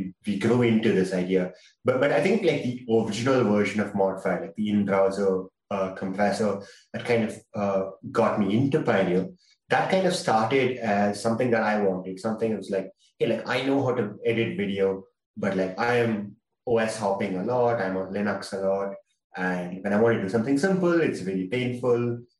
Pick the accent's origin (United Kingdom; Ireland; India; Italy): India; I'm from India.